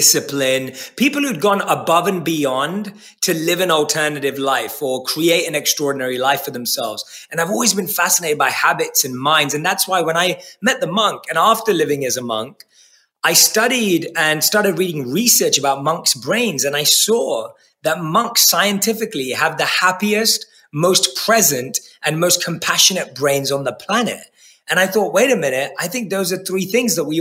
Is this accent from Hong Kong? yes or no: no; London, United Kingdom; I was born and raised in London